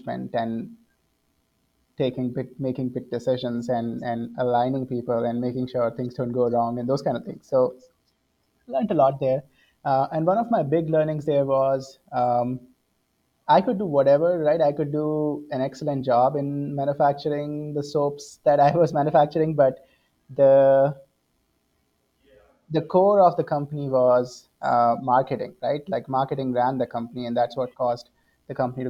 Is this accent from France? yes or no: no; central India, India; moved away; as you can see from my accent, born and brought up in India. So I was born in the central part of India